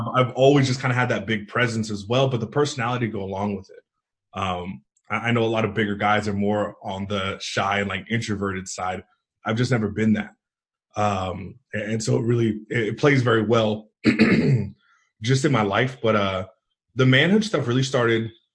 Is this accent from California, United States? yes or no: yes; East Bay area, Northern California, United States; moved away as an adult; also born or lived in Idaho; I grew up in the East Bay area, Northern California, so about 25 miles east of San Francisco.